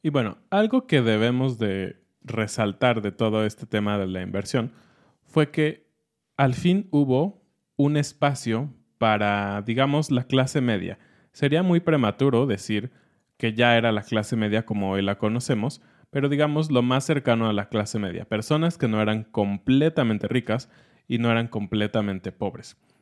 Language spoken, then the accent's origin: Spanish; Mexico; nosotros como mexicanos